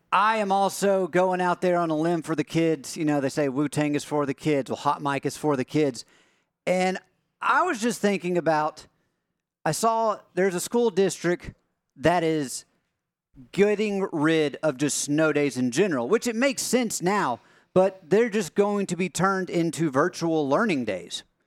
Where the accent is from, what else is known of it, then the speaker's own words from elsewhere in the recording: East Tennessee, United States; growing up in East Tennessee